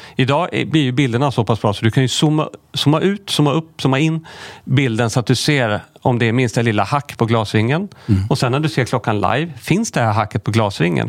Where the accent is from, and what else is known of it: Sweden